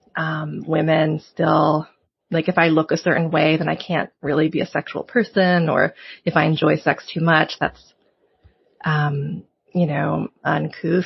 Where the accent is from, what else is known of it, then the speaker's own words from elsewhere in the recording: Provincetown, Massachusetts, United States; I grew up also in Provincetown, like spending kind of like half my year there as a kid.